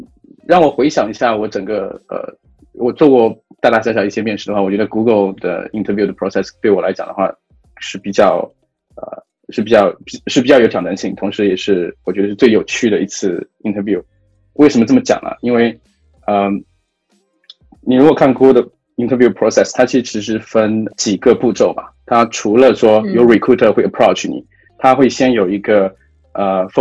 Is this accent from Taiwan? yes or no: no; China; moved away as an adult; now in Singapore; 因为我本身不是新加坡人，我也我也在东南亚，我并不是土生土长东南亚人嘛，我是从呃中国大陆啊几年前来到新加坡